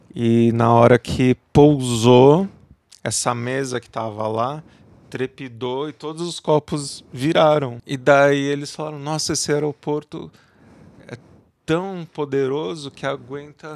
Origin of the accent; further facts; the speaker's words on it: São Paulo, Brazil; Eu sou da cidade de São Paulo